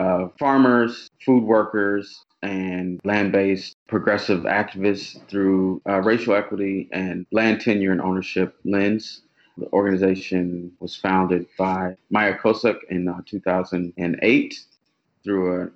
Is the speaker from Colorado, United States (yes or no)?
no; Oklahoma, United States; moved away as an adult; now in Baltimore, United States; So I grew up in Oklahoma